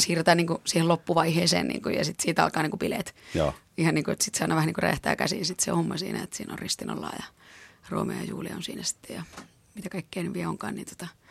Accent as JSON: {"language": "Finnish", "country": "Finland", "said": "mä oon tuolta maalta kotoisin"}